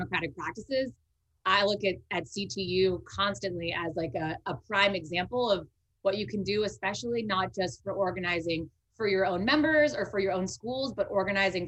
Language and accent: English; Bay Area, California, United States; I am from the Bay Area, not from Richmond